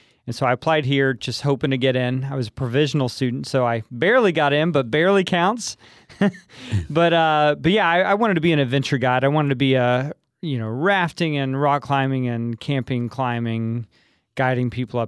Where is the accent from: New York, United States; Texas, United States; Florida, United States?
Texas, United States; Coleman; moved away; I grew up in Coleman, Texas, south of Abilene.